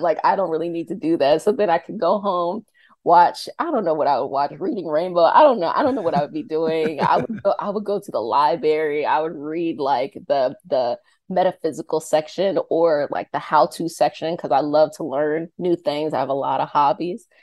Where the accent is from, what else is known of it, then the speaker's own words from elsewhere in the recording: Arlington, Virginia, United States; I'm from Arlington, Virginia